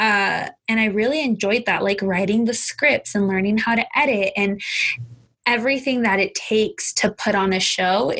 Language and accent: English; Southern California, United States; born and raised in Southern